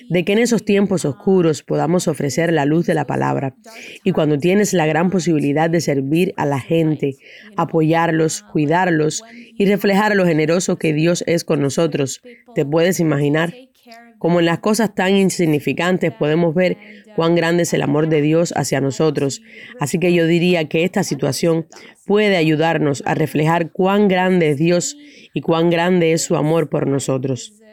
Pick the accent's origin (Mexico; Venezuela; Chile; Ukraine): Ukraine; Lviv, Lviv Oblast; now in Poland; Yo vine aquí desde Lviv y en el uh, tercer día de la guerra llegué a Polonia y por ahora estoy trabajando con las personas que se supone que dejen mi país